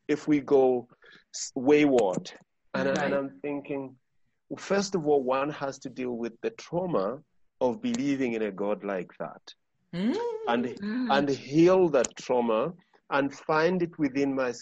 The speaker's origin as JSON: {"language": "English", "country": "Zambia", "tie": "born or raised there", "said": "I'm just the second generation from independence in Zambia."}